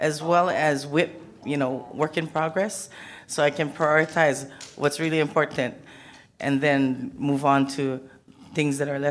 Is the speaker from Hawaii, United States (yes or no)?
yes; Hawaii, United States; I'm from Hawaii